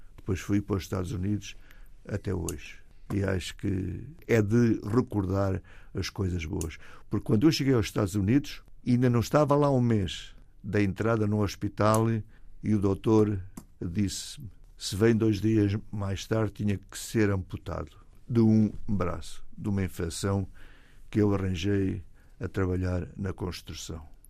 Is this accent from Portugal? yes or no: yes; Portugal; moved away as an adult; also born or lived in Toronto, Canada; now in United States; Estou lá há 55 anos, mas eu nunca saí de Portugal.